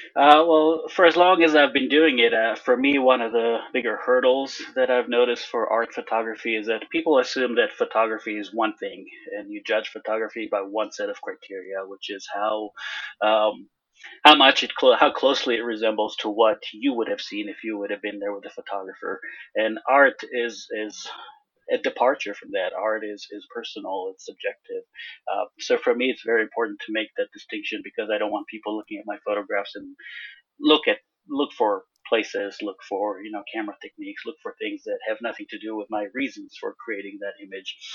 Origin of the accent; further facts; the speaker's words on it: Israel; moved away as an adult; now in United States; I grew up in Israel